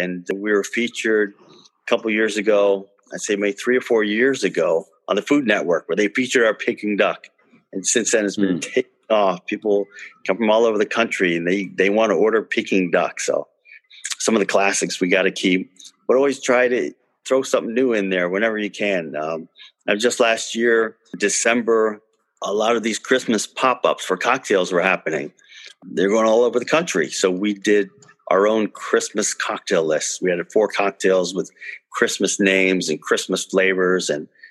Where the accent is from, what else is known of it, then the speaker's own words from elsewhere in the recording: Fort Lauderdale, Florida, United States; growing up in Fort Lauderdale